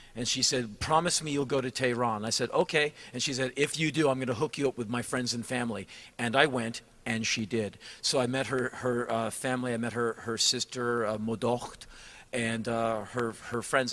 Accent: United States

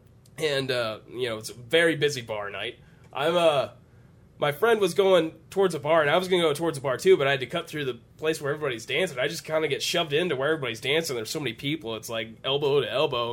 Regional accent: United States; I come from Franklin County, which is known for meth

